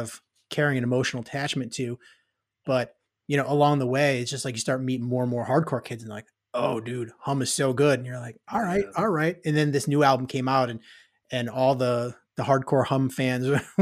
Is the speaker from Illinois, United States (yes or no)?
yes; Illinois, United States; growing up in Illinois